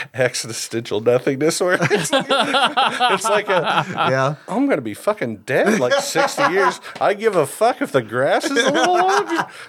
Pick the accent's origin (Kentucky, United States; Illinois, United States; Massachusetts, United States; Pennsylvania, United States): Illinois, United States; Southern; I'm from Southern Illinois Kill Country.